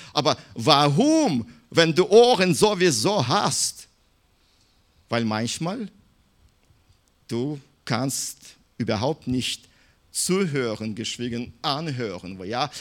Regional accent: Minsk, Belarus; German is a second language; moved away; ich bin in Minsk geboren

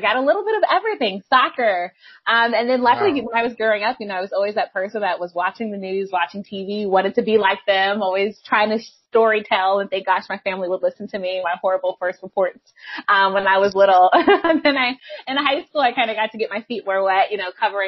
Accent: DMV, United States; Yes, born and bred.

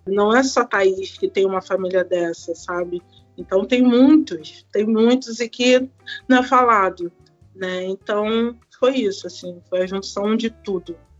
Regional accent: Rio de Janeiro, Brazil; sou de Campo Grande, zona oeste do Rio de Janeiro

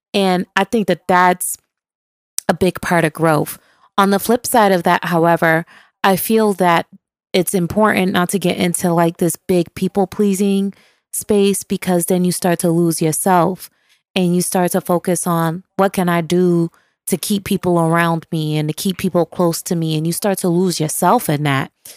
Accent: Buffalo, New York, United States; which is my hometown, Buffalo, New York

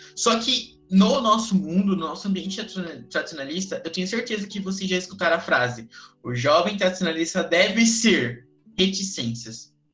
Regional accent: São Paulo, Brazil; Eu venho de São Paulo

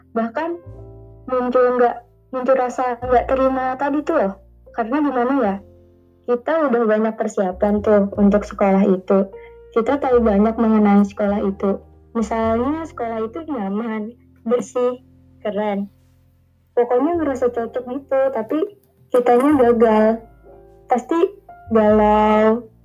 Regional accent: South Kalimantan, Indonesia; Aku dari Prehari, Kalimantan Selatan.

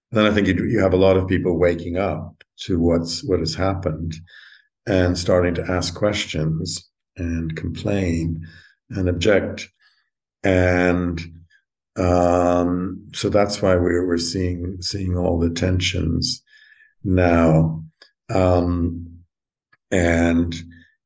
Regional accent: Alberta, Canada; now in London, United Kingdom; I grew up in Alberta

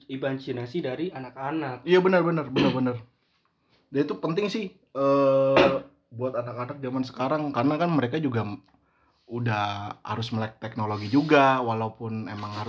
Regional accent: Java, Indonesia; saya sebagai orang Jawa yang sudah tua ini

